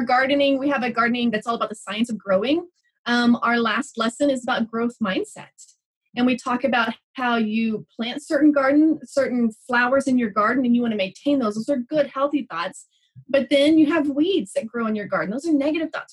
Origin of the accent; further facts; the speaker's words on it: Texas, United States; moved away as an adult; also born or lived in New Mexico; now in Albuquerque, United States; I grew up in Texas. So we moved to New Mexico about five years ago.